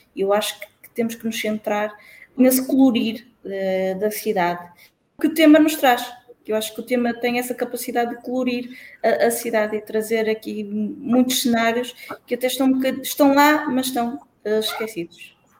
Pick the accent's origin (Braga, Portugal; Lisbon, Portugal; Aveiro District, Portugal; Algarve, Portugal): Aveiro District, Portugal; Santa Maria da Feira; a minha autarquia, de onde eu, de onde eu venho, Santa Maria da Feira